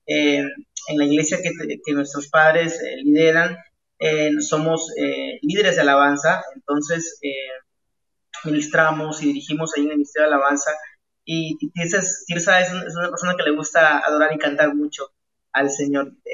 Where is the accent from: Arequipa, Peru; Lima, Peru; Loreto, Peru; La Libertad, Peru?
La Libertad, Peru; born there; Yo soy de la nación de Perú, nací en un pueblito muy chiquitito, muy pequeño, se llama eh, eso está a, una hora de la ciudad de Trujillo, donde actualmente estoy viviendo, ciudad de Trujillo. Yo nací en ese pueblo